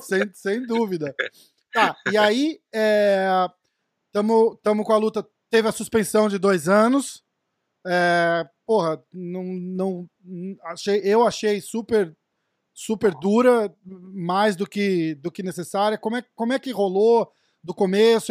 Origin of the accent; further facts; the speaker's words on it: Brazil; como brasileiro